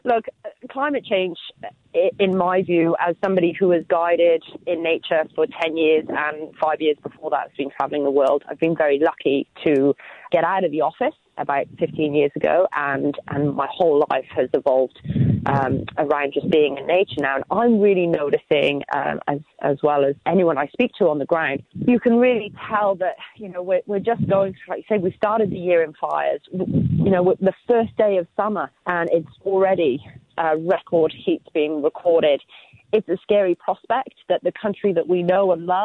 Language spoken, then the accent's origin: English; United Kingdom; moved away as an adult; now in Fraser Island, Australia; I'm actually from the UK myself, and I came here